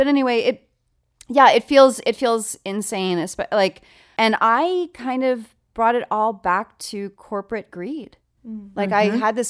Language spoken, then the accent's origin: English; United States; for the majority of my life, I felt safe and secure being an American girl.